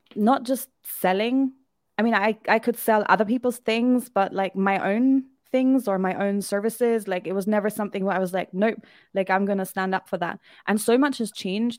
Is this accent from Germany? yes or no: yes; Germany; moved away as an adult; also born or lived in United Kingdom; now in Albania; I am from Germany.